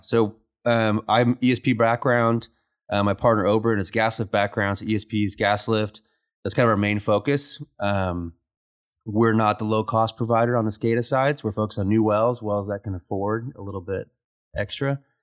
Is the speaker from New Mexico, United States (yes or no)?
yes; Roswell, New Mexico, United States; moved away as an adult; also born or lived in Midland, Texas / Oklahoma City, Oklahoma; now in Lubbock, United States; I grew up in Roswell, New Mexico